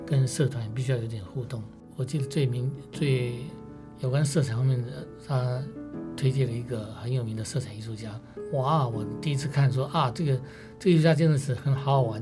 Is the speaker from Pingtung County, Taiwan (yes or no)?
yes; Pingtung County, Taiwan; moved away as an adult; also born or lived in Paris, France / Austria; 我在屏东出生